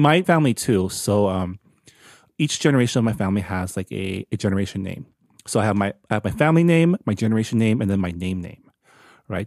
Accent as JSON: {"language": "English", "country": "United States", "said": "we're so American"}